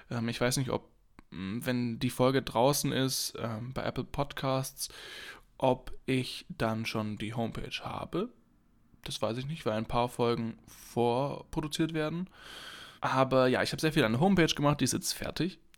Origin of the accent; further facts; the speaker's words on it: Heidenheim, Baden-Württemberg, Germany; Ich komme ja aus Heidenheim. Das ist eine kleine Stadt im äh, Südwesten Deutschlands, auf der Schwäbischen Ostalb. Und da komme ich ja her.